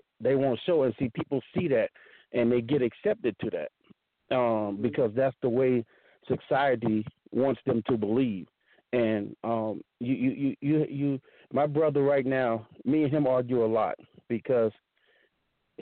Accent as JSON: {"language": "English", "region": "the South", "country": "United States", "tie": "born or raised there", "said": "I grew up in the South"}